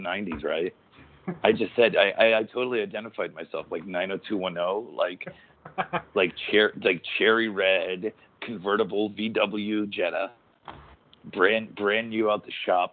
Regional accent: Waterbury, Connecticut, United States; born and raised in Waterbury, Connecticut.

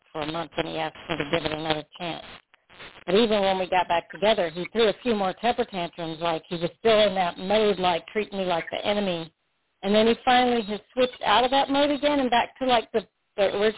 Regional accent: South Florida, United States; I'm originally from South Florida

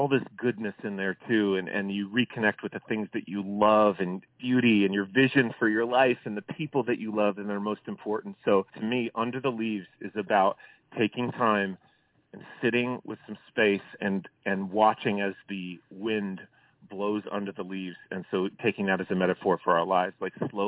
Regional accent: Tucson, Arizona, United States; We're from Tucson, Arizona, and we went to the same high school

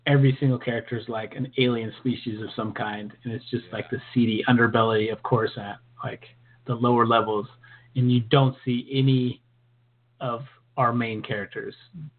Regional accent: California, United States; being that we're from California

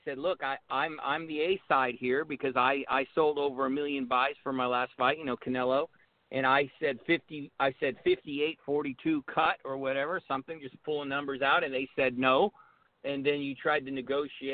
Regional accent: Southern California, United States; I was born in Southern California

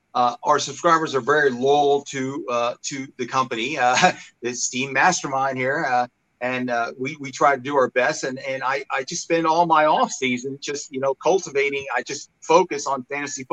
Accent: Huntsville, Alabama, United States; accent: Alabama; moved away as an adult; also born or lived in Long Island, New York; now in Henderson, United States; My dad took a job working in the space industry down in Huntsville, Alabama

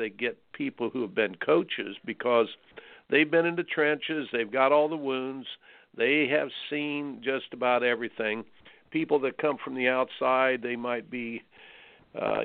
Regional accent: Indiana, United States; I grew up in Indiana

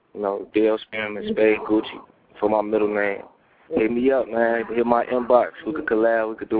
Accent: Chicago, Illinois, United States; I'm from Southside, being a South suburb, Dalton, Riverdale, Harvey, Cal City, Dixmoor.

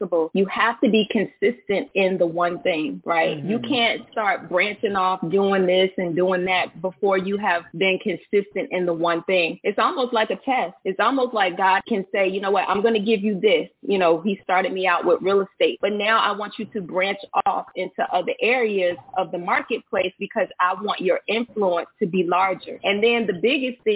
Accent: Norfolk, Virginia, United States; now in Suffolk, United States; I am from Norfolk, Virginia, a native of Norfolk

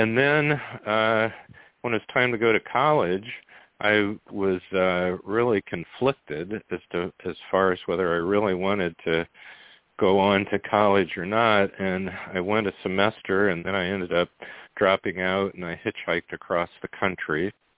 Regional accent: Goshen, Indiana, United States; I grew up in Goshen, Indiana, which is the very far northern end of Indiana, just below the Michigan state line

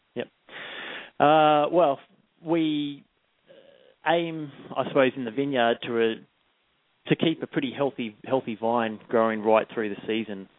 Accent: Melbourne, Victoria, Australia; moved away as an adult; also born or lived in Adelaide, Australia; now in New Zealand; I grew up in Australia, in just out of the Yarra Valley, in Melbourne

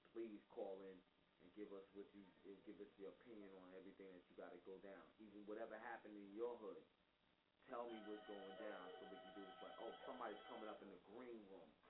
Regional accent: New York City, New York, United States; also born or lived in Bedford-Stuyvesant, Brooklyn / Coney Island, Brooklyn / Brownsville, Brooklyn; I came from Bed-Stuy, came from Coney Island, and I am born in, in Harlem.

